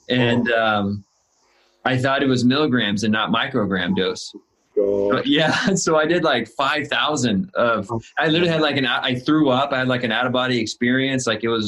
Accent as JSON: {"language": "English", "region": "Illinois", "country": "United States", "lives_now": "California, United States", "said": "I'm in Southern California and I moved here from Illinois, which is in the Midwest, a small town, 3,000 people."}